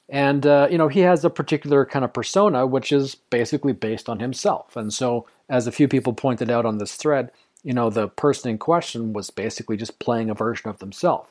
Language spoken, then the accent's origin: English; Canada; I'm also Canadian